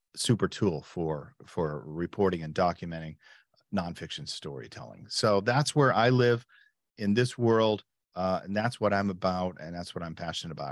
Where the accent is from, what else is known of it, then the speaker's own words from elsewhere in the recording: United States; moved away as an adult; also born or lived in Chicago; now in Berlin, Germany; I'm an American, uh, but a full time resident